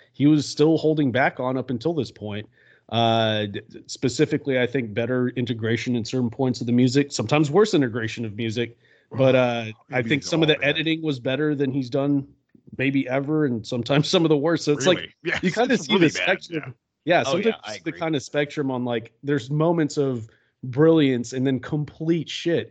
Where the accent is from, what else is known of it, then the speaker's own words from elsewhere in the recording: American South, United States; we're American Southerners